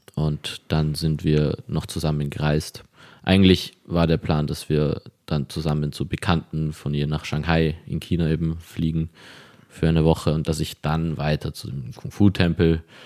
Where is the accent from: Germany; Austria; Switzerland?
Austria; Vienna; ich bin hier in Wien aufgewachsen